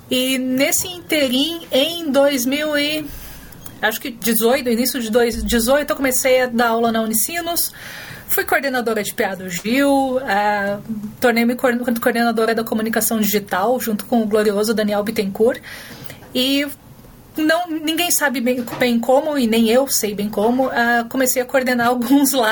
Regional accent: Paraná, Brazil; also born or lived in Brasília / Mato Grosso / Rondônia / Rio de Janeiro; Eu sou paranaense, eu morei no Brasil, é, em muitos lugares do Brasil. Meu pai trabalhava no Banco do Brasil, então Brasília muito tempo, Mato Grosso, Rondônia, Rio

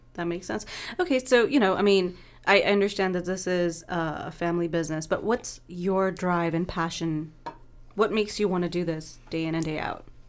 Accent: East Coast, United States; now in Oakland, United States; I'm from the East Coast.

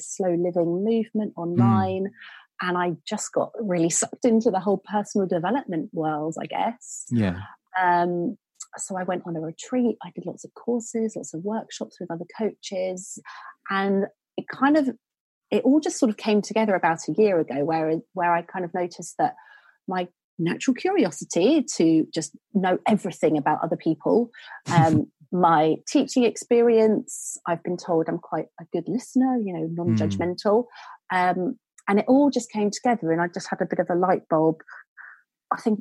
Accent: Suffolk, East of England, United Kingdom; moved away as an adult; I'm from Suffolk originally, so I sort of had that sort of slow countryside upbringing, and then moved straight into cities.

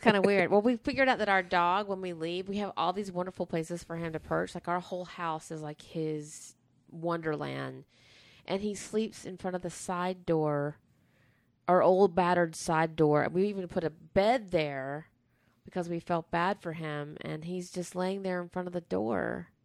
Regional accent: the South, United States; growing up in the South

